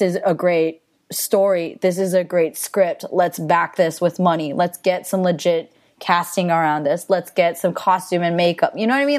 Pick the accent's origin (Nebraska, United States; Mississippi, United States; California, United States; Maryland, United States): California, United States; the Bay Area; I grew up in the Bay